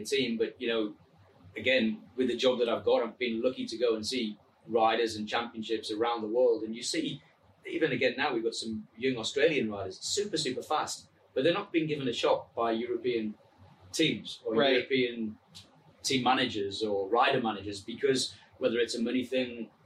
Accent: England, United Kingdom; accent: English; my English accent

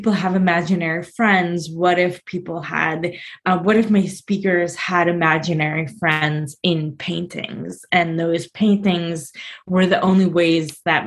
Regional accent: Chicago, Illinois, United States; now in New Jersey, United States; I'm originally from Chicago

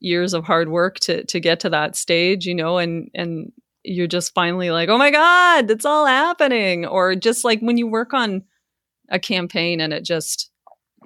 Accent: Taber, Alberta, Canada; me growing up in Tabor, Alberta

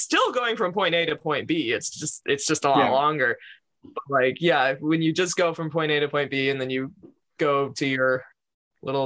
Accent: New York, United States; growing up in New York, which is an incredibly densely populated place

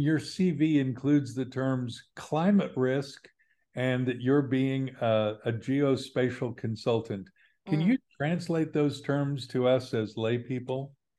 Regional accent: Kansas, United States; also born or lived in Bondi, Australia; now in Sydney, Australia; I grew up in Kansas, and we were pretty regionally fixed.

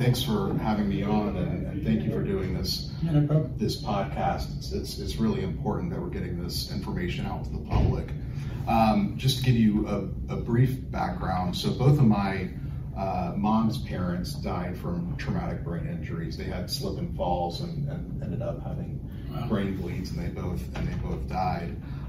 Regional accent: Orlando, Florida, United States; moved away; I'm actually from Orlando

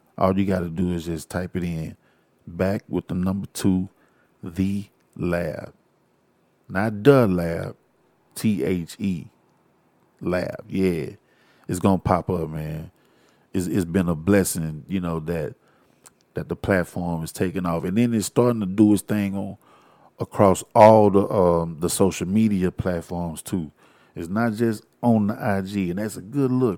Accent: Houston, Texas, United States; I am from Houston. I'm a Houstonian.

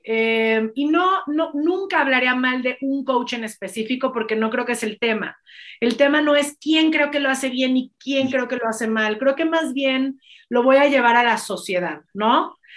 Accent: Mexico; me considero un líder en mi país

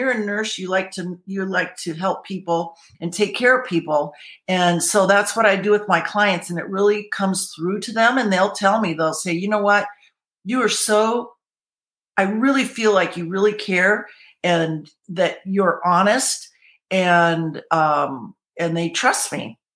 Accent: Michigan, United States; moved away as an adult; also born or lived in Colorado; now in California, United States; I'm originally from Michigan, then moved to Colorado

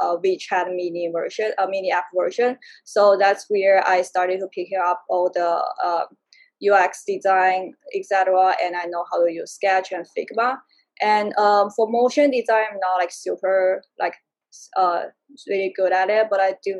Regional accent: China; also born or lived in Prague, Czech Republic / Madrid, Spain; now in United States; I'm originally from China

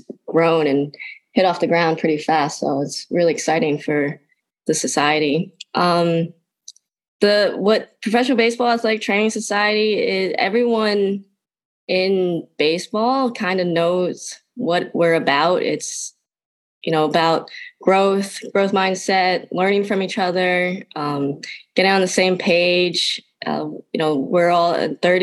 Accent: New Jersey, United States; I grew up in a small town in New Jersey.

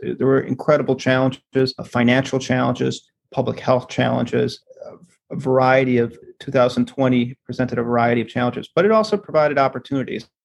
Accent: Wisconsin, United States; moved away as an adult; also born or lived in Minnesota; now in Washington, D.C., United States; I'm originally from Wisconsin, and I went from a little small town in Wisconsin

